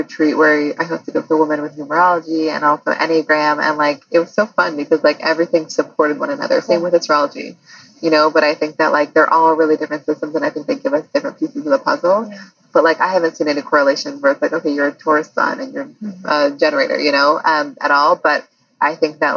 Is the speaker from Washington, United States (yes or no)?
yes; Seattle, Washington, United States; I'm from Seattle